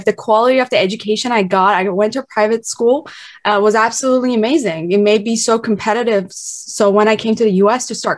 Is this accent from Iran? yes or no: yes; Tehran, Tehran Province, Iran; moved away as an adult; now in United States; I was born and raised in Tehran